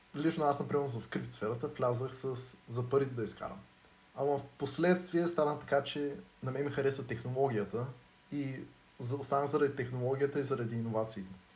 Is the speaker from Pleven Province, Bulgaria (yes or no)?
no; Dobrich, Dobrich Province, Bulgaria; и двамата сме от Добрич